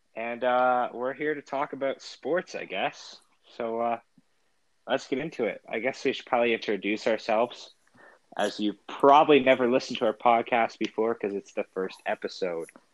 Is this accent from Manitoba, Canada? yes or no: no; Ontario, Canada; we're from Canada